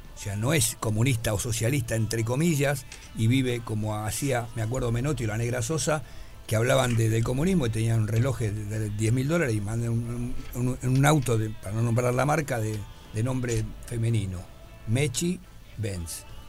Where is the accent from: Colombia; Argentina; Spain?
Argentina; Buenos Aires; also born or lived in Montevideo, Uruguay; yo me crié en Boedo